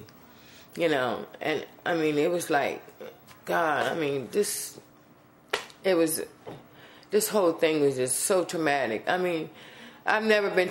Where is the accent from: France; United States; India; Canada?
United States; New Orleans, Louisiana; I'm from New Orleans, Louisiana